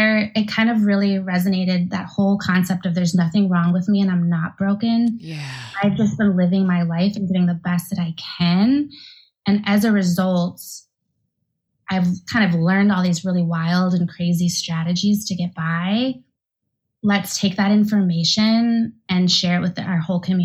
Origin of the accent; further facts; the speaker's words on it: Milwaukee, Wisconsin, United States; also born or lived in Santiago, Chile; I was born in Santiago, Chile, and raised in Milwaukee, Wisconsin by a Jewish family.